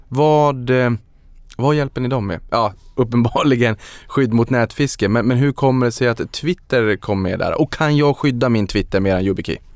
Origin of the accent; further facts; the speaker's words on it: Sweden; som svensk